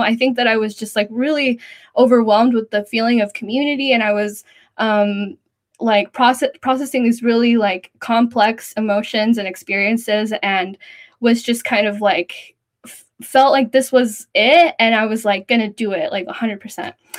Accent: Central Valley, California, United States; I grew up in the Central Valley of California.

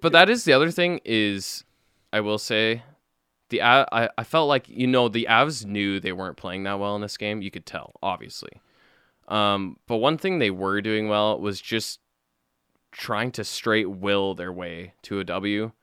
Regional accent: Calgary, Alberta, Canada; we're from Calgary

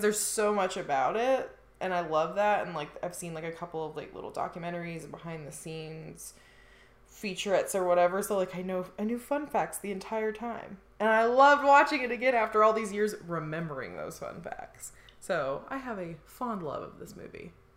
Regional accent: Indiana, United States; I grew up in Indiana where like there were tornadoes

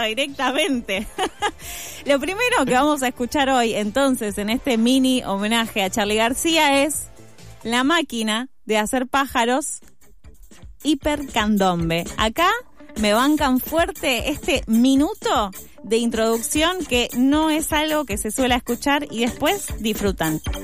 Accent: Argentina; como argentinas y argentinos

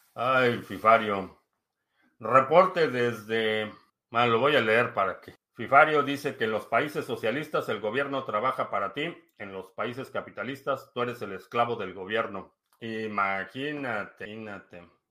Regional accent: Mexico; now in United States; nací en México, eh, vivo en Estados Unidos

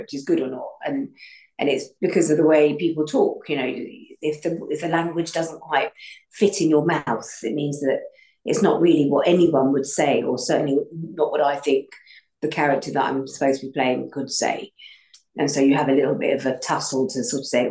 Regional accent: United Kingdom; I'm so proud of it being a British thing rather than an American thing

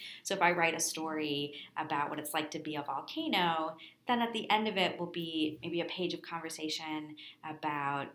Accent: Minneapolis, Minnesota, United States; Growing up in Minneapolis, we have an amazing library system

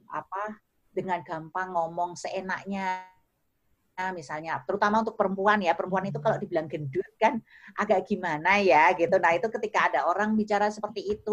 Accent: Java, Indonesia; kalau orang Jawa aku tuh Jawa banget tuh

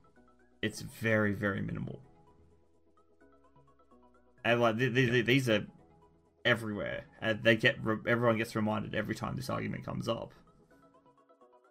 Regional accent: Australia; because we're Australian.

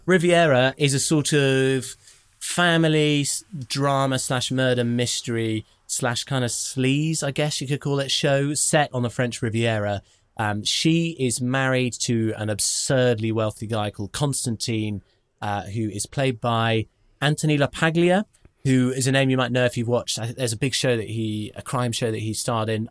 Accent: United Kingdom; as a British person

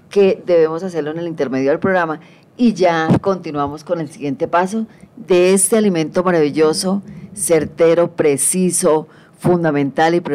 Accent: Colombia

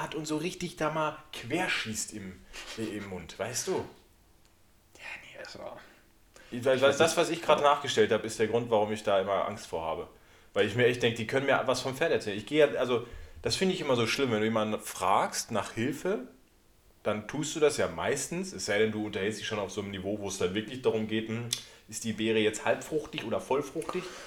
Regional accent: Sauerland, North Rhine-Westphalia, Germany; moved away; also aus meiner Heimat, wobei ich eigentlich aus dem Sauerland komme

